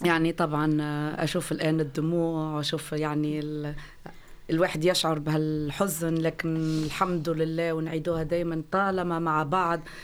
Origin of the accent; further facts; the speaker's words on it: Tunisia; now in Flensburg, Germany; انا يعني كتونسيه